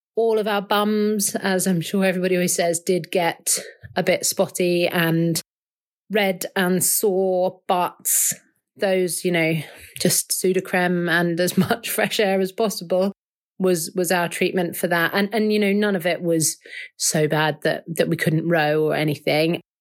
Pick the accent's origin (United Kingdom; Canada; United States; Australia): United Kingdom; London; I am from Southwest London.